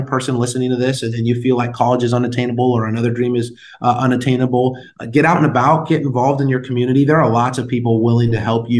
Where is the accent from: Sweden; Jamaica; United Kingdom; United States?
United States; San Diego, California; moved away as an adult; also born or lived in Washington, D.C.; now in Arizona, United States; I'm adopted, so that's why I grew up in San Diego